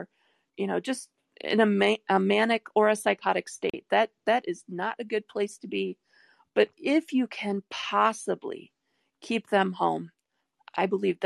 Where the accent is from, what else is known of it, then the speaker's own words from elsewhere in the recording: Detroit, Michigan, United States; moved away; what I grew up with in Detroit